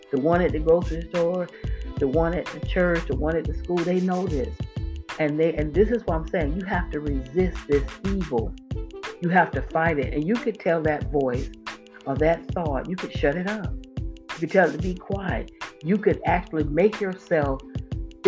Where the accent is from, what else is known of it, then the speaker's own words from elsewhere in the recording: Florida, United States; moved away as an adult; I was born and raised in Florida